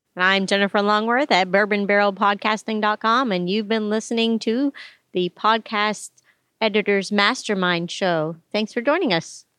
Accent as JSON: {"language": "English", "region": "Kentucky", "country": "United States", "said": "I'm from Kentucky"}